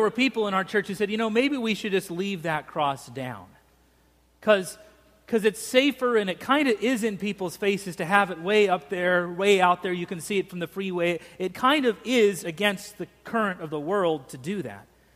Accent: Boise, Idaho, United States; moved away; I grew up in Boise

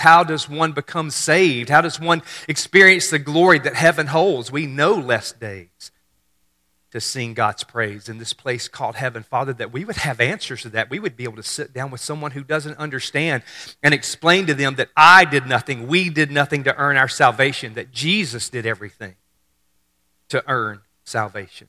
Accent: Mississippi, United States; I grew up in Mississippi. We're fairly simple.

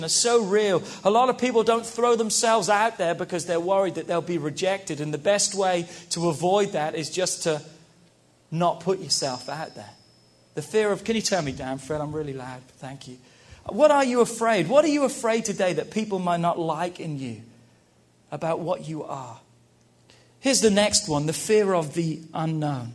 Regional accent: England, United Kingdom; moved away; We grew up in England

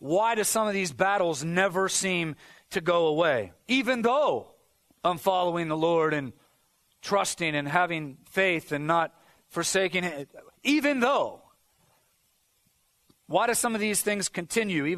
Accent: United States; as Americans, I think there's a certain amount of pride that comes with Christianity.

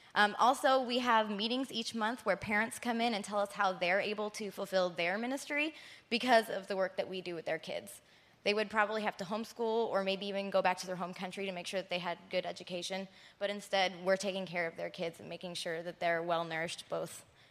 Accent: Philippines; I'm an MK from the Philippines myself. I went to Faith Academy from 3rd grade through 12th grade.

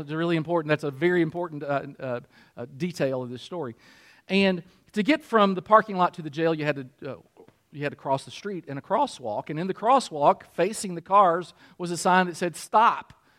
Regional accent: Kentucky, United States; also born or lived in Michigan; I'm still from Kentucky, and I want people to identify me

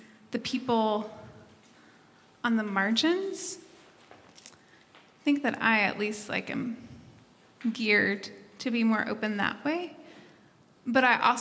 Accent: Tennessee, United States; moved away; I'm headed to Tennessee, my hometown

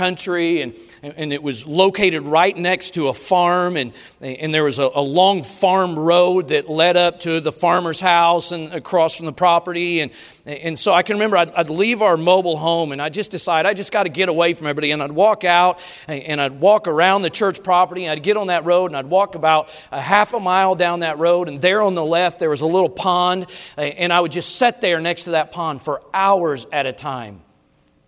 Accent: Colorado, United States; growing up in Colorado, we rode the bus to school every day

